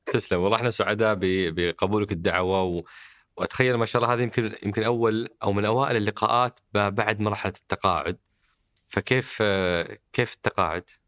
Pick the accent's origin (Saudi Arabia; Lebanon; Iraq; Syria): Saudi Arabia; احنا كسعوديين